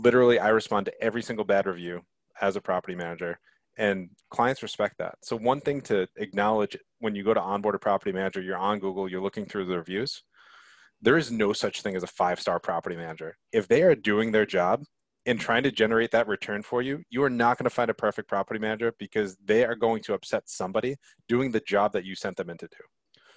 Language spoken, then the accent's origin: English; Connecticut, United States; growing up in Connecticut